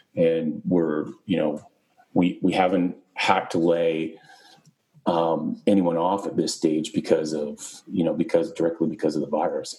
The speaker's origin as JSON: {"language": "English", "country": "Canada", "also_born_or_lived": "Britain", "moved": "as an adult", "lives_now": "Arizona, United States", "said": "being Canadian"}